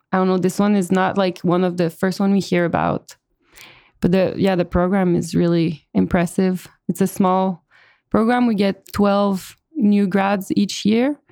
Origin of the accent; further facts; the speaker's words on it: Montreal, Quebec, Canada; moved away as an adult; now in Austin, United States; I'm from Montreal initially, Uh, but I'm now based in Austin, Texas